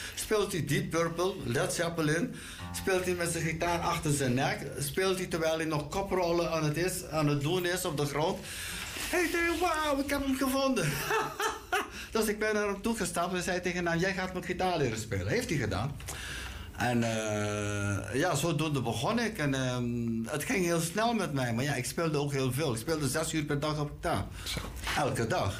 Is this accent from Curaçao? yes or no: yes; Curaçao; moved away; ik kwam uit Curaçao